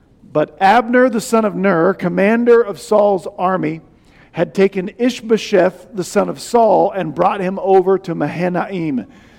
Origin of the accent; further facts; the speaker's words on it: Nebraska, United States; We're from Nebraska.